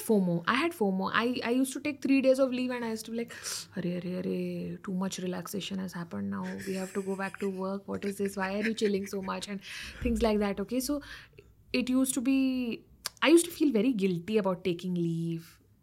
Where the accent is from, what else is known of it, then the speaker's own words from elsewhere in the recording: North Karnataka, India; moved away; I'm from North Karnataka, so I started doing videos in my dialect